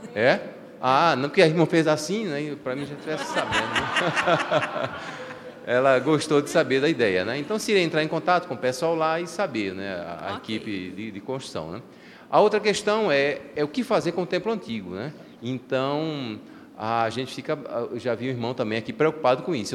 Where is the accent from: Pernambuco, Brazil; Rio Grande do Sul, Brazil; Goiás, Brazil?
Pernambuco, Brazil; Recife; moved away; na igreja onde me criei, igreja batista da, no bairro da Torre em Recife